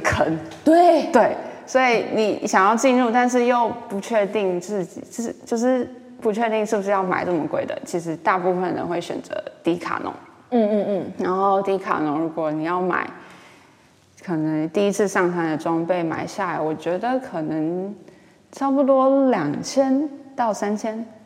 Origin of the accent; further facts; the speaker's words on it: Taichung, Taiwan; moved away as an adult; also born or lived in Taipei; 我台中，我是台中人